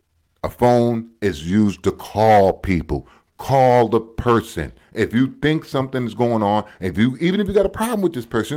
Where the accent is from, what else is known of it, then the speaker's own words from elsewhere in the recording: United States; now in Canada; I'm American